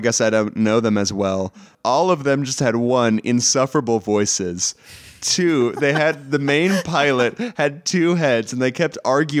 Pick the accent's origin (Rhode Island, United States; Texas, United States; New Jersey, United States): Texas, United States; I'm from Texas.